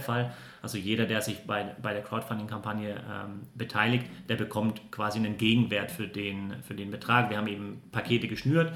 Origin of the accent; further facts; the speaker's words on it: Würzburg, Bavaria, Germany; moved away; ich komme eigentlich aus Würzburg